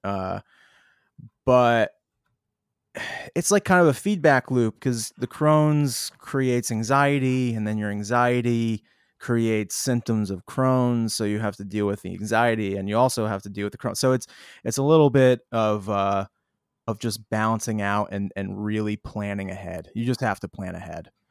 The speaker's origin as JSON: {"language": "English", "town": "Boston", "region": "Massachusetts", "country": "United States", "tie": "born or raised there", "said": "we'll be in Boston, my hometown"}